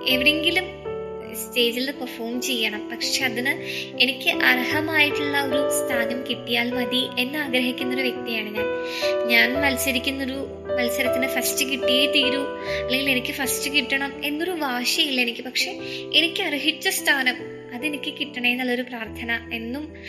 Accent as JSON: {"language": "Malayalam", "town": "Pothencode", "region": "Kerala", "country": "India", "tie": "born or raised there", "said": "തിരുവനന്തപുരം പോത്തൻകോടാണ് എൻ്റെ സ്വദേശം"}